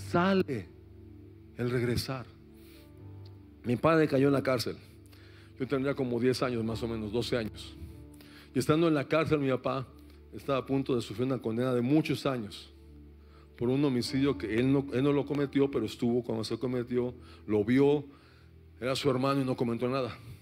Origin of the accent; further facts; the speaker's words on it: Mexico City, Mexico; soy de la Ciudad de México